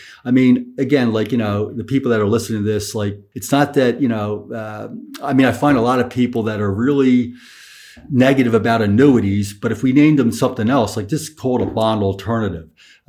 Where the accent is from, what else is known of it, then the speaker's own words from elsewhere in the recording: Northeast, United States; All right, I'll call it a seesaw because I'm from the Northeast.